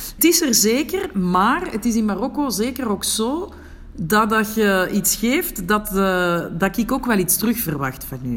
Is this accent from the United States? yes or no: no; Antwerp, Flanders, Belgium; moved away as an adult; now in Morocco; We zijn allebei van Merksem